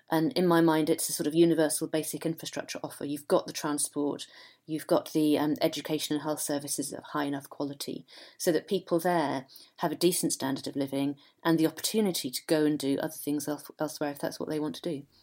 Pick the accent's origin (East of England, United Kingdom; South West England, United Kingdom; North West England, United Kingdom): North West England, United Kingdom; Ramsbottom; I grew up in Manchester and in the nineteen sixties